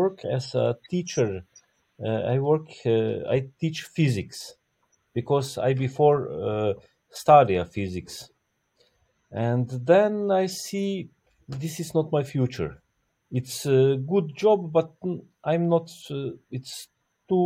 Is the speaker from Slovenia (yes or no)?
yes; Slovenia; From Slovenia. I'm born in Yugoslavia, but now it's just Slovenia